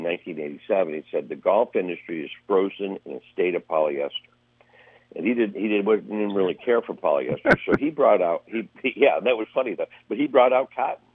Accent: northern Ohio, United States; now in Palm Springs, United States; we grew up in Ohio, in northern Ohio

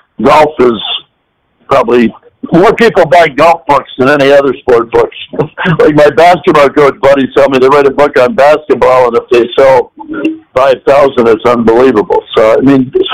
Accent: Rutland, Vermont, United States; moved away; my hometown, a small town in Vermont, Rutland, Vermont.

